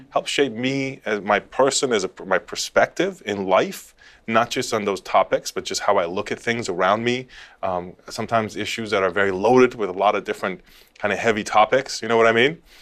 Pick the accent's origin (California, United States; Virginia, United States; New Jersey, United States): California, United States; Los Angeles; I grew up in Los Angeles in California.